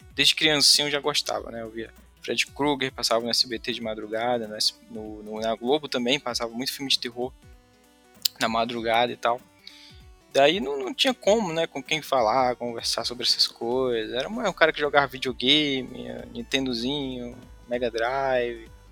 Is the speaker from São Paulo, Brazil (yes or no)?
no; Fortaleza, Ceará, Brazil; eu sou de Fortaleza, aqui do Nordeste